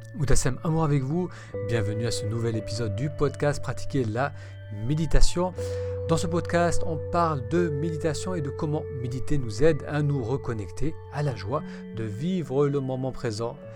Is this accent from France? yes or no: no; Lebanon; moved away; étant d'origine de cette, euh, partie du monde, je suis né au Liban